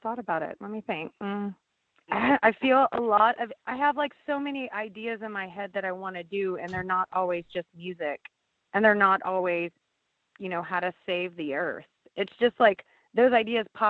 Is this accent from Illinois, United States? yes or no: no; Louisiana, United States; I'm from Louisiana